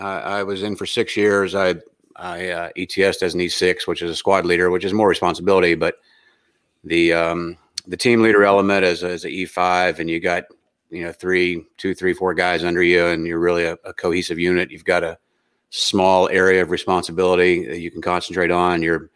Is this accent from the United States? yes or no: yes; West Virginia, United States; I grew up in West Virginia as a redneck, so we were shooting out the back door at a pretty young age.